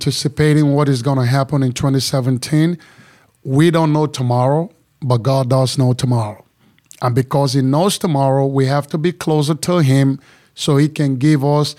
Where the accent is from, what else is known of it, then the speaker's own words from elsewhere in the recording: Nigeria; moved away as an adult; also born or lived in Chicago / New York; now in Texas, United States; I am from Nigeria